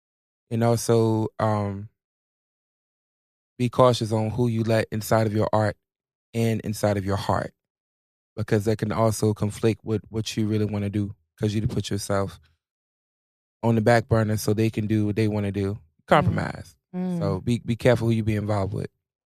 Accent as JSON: {"language": "English", "region": "Virginia", "country": "United States", "tie": "born or raised there", "said": "part of the 757. You know what I'm saying? It's my first music video. Of course I'm going to go to my hometown."}